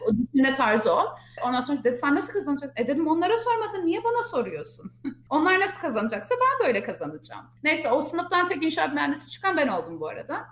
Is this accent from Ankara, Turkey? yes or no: yes; Ankara, Turkey; moved away as an adult; now in United States; Ankara doğumluyum. Ankara'da büyüdüm, okula Ankara'ya gittim